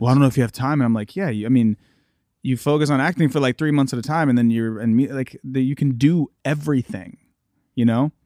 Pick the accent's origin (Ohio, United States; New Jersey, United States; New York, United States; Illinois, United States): Ohio, United States; Columbus; I'm from Ohio. I'm from Columbus, Ohio